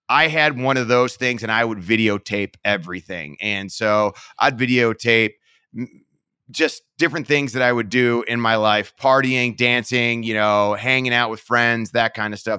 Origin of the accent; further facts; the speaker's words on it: Parma, Ohio, United States; I was born in Parma, Ohio, and, um, I lived there my entire life. Grew up kinda, I guess, middle class